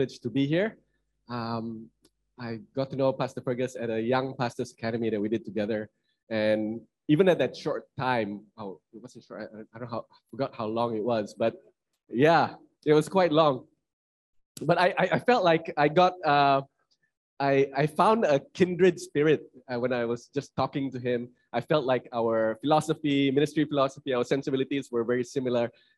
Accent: Kuching, Sarawak, Malaysia; moved away as an adult; also born or lived in Kuala Lumpur; I'm from Kuching, Sarawak.

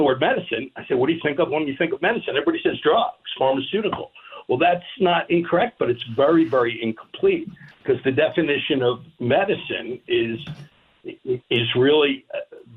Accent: Philadelphia, Pennsylvania, United States; growing up in Northeast Philadelphia in the 60s

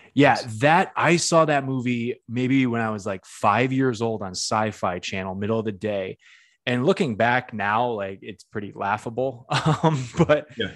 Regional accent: New England, United States; I'm from the Northeast myself. I'm not from New York, I'm, I'm from New England

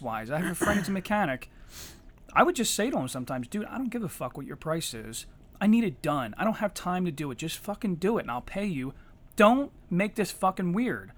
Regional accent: Eddystone, Pennsylvania, United States; I'm from Eddystone

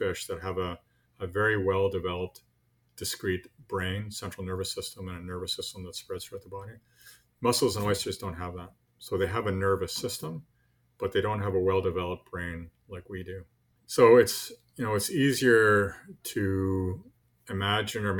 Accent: Montreal, Quebec, Canada; moved away as an adult; also born or lived in Newfoundland; I grew up in Montreal, you know, big city, far from the ocean.

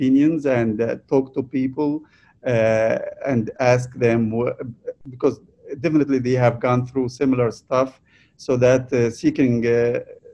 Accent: Egypt; moved away as an adult; I was born and raised in Egypt

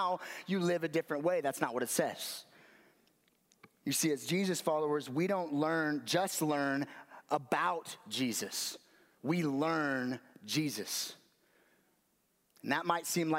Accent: Las Vegas, Nevada, United States; moved away; I grew up in Vegas

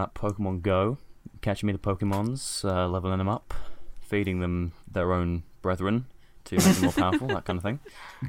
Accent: United Kingdom; I'm British.

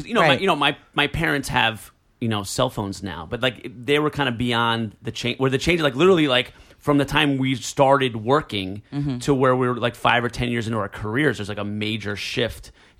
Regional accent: New Jersey, United States; I grew up in a city in Jersey, and then we moved to a farm when I was 12.

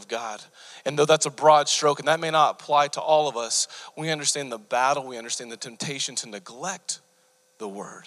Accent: Bartlesville, Oklahoma, United States; I grew up in Bartlesville, just north of Tulsa

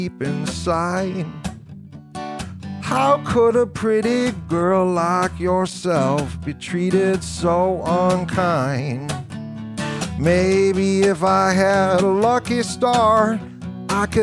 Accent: Rock Falls, Illinois, United States; I'm from Rock Falls, Illinois. And in Rock Falls, Illinois, there's a little tavern where my mom worked

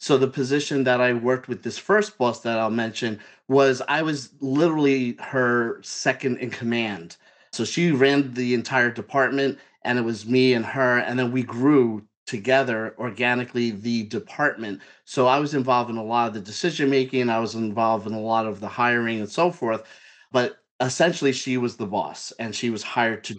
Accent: New York City, New York, United States; I'm from Brooklyn. I'm born in New York. I'm a New Yorker

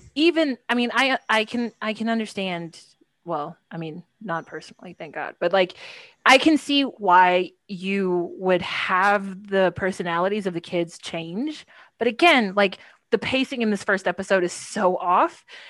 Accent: Texas, United States; I am from Texas. I went to school in Austin.

